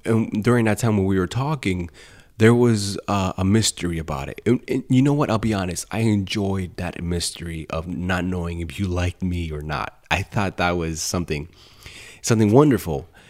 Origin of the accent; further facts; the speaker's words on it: Colombia; moved away; I come from Columbia in South America